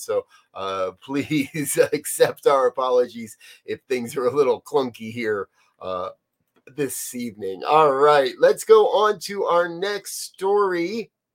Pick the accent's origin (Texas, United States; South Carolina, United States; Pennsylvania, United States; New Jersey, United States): New Jersey, United States; I was born in New Jersey